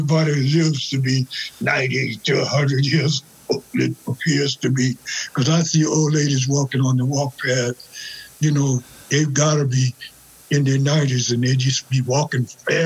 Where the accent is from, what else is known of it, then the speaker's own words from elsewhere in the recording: Louisiana, United States; moved away as an adult; also born or lived in New Orleans, Louisiana; now in Minnesota, United States; I'm from a little town about 40 miles west of New Orleans